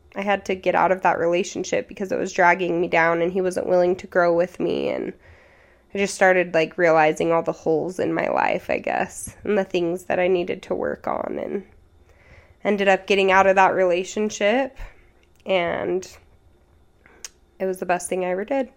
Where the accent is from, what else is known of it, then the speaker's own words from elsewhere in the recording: Utah, United States; we grew up in Utah County, so I've always lived in Utah